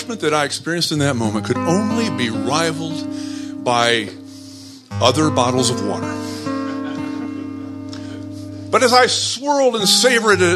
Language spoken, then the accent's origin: English; Flint, Michigan, United States; moved away; I'm also a proud native of Flint, Michigan